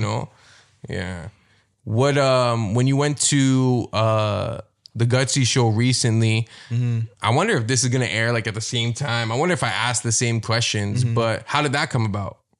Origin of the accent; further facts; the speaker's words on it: Toronto, Ontario, Canada; I'm from Scarborough, so like there were a lot of Filipinos there.